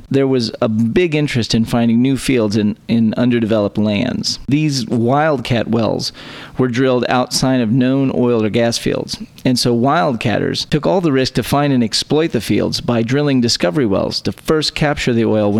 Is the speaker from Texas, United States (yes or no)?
yes; Texas, United States; three friends born and raised in the Lone Star State share their views on the history, culture, and just what it means to be Texan.